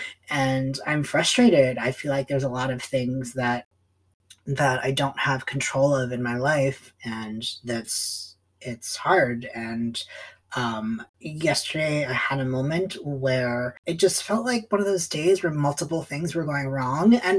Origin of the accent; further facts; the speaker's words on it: East Coast, United States; now in Portland, United States; I am living in Portland, Oregon. I'm originally from the East Coast.